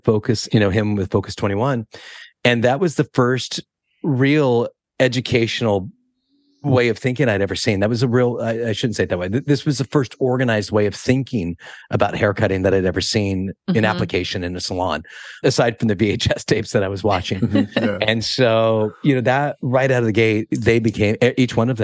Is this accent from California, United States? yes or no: yes; Monterey, California, United States; where I grew up in Monterey, we were on the poor side of the tracks.